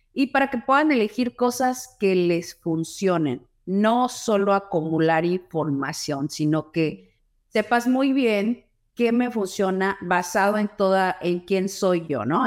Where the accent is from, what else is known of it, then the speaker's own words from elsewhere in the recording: Mexico City, Mexico; moved away as an adult; also born or lived in Los Angeles, California; now in Houston, United States; nací en Los Ángeles, California, nací, pero siempre me crié en la Ciudad de México, terminé la universidad y la carrera en la Ciudad de México y después me vine a Houston, Texas que es donde yo actualmente vivo